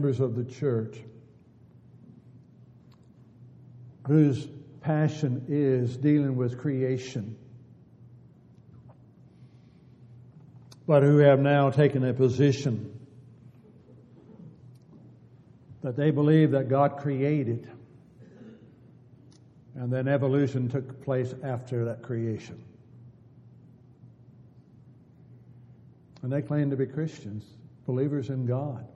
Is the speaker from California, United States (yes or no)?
yes; California, United States; Growing up in California and being very close to both the ocean and the redwood trees